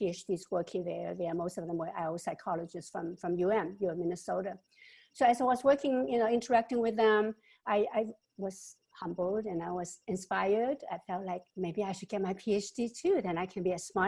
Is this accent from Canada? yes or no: no; Hong Kong; moved away; also born or lived in Shanghai, China / California, United States; I grew up both in Hong Kong and Shanghai with uneducated parents and in poverty